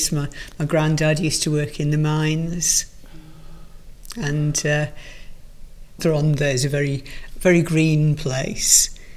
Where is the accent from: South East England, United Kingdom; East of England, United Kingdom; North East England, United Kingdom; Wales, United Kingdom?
Wales, United Kingdom; accent: Welsh; Obviously, it's a, good Welsh voice is, is perfect for poetry anyway. I mean, mm. I've lost most of my accent, but uh